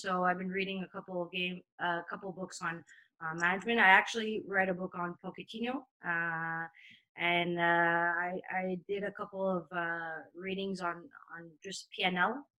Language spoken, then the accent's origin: English; Montreal, Quebec, Canada; moved away as an adult; now in France; I come from Montreal, where there's a huge Italian and Portuguese community